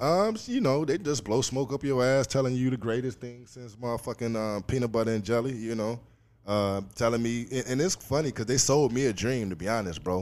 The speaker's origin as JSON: {"language": "English", "town": "Chicago", "region": "Illinois", "country": "United States", "tie": "born or raised there", "moved": "as an adult", "lives_now": "Los Angeles, United States", "said": "I'm originally from Chicago, Illinois. Um, you know, grew up there my whole life"}